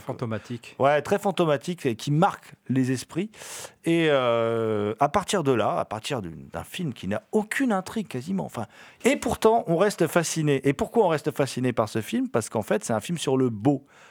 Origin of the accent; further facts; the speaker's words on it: France; on est français.